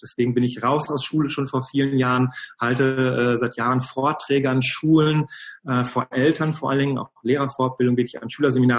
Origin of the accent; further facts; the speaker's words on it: Cologne, North Rhine-Westphalia, Germany; Ich komme genau aus Köln